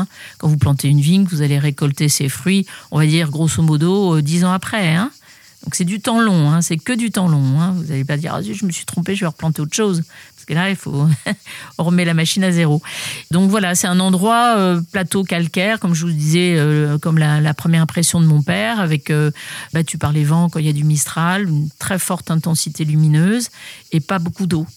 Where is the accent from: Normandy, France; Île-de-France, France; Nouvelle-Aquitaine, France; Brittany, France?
Île-de-France, France; Paris region; now in Bandol, France; je suis née à Paris même, mais euh, j'ai jamais eu euh, de bonnes sensations à Paris. On a quitté la ville pour reprendre une propriété aussi en région parisienne euh, à mes 9 ans